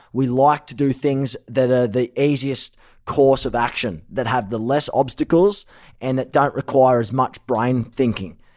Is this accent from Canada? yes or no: no; Australia; moved away as an adult; now in Los Angeles, United States; I'm Aussie